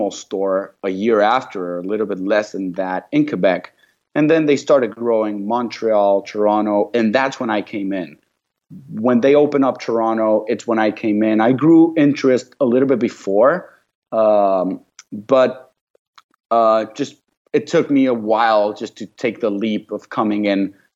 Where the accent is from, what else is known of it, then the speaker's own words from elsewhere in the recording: Mexico; moved away; also born or lived in Paris / Vancouver; I'm from Mexico.